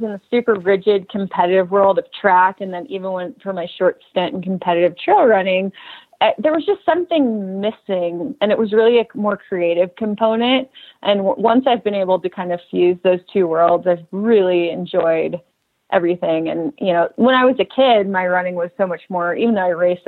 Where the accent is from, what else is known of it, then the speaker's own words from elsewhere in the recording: Southern California, United States; I grew up in Southern California